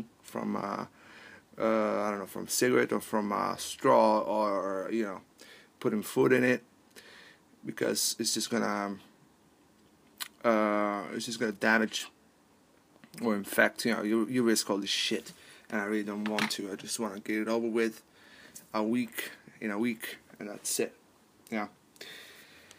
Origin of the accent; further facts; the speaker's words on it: Palermo, Sicily, Italy; moved away; from Palermo, from my hometown